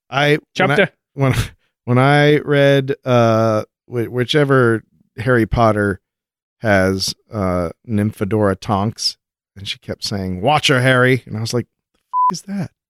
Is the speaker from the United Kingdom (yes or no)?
yes; United Kingdom; I'm British, so I have no idea who he is.